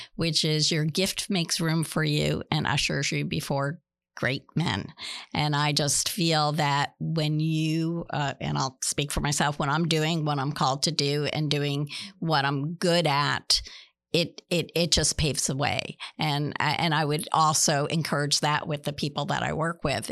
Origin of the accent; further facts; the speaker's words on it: New Jersey, United States; moved away as an adult; also born or lived in Boston, Massachusetts / Florida; now in Pasco, United States; born and raised in Nus-, New Jersey